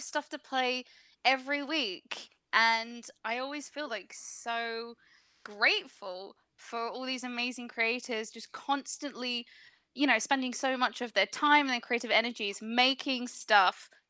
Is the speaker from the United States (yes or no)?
no; England, United Kingdom; I'm from the UK. I'm English